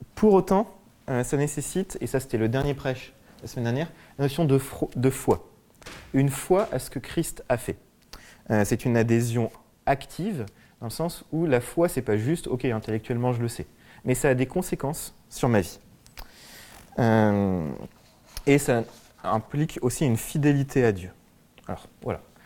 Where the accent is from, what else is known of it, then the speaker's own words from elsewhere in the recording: France; je suis français